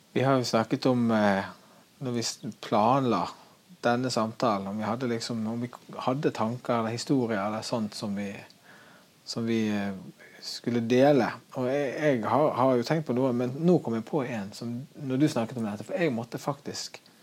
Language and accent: Norwegian; Norway; som nordmann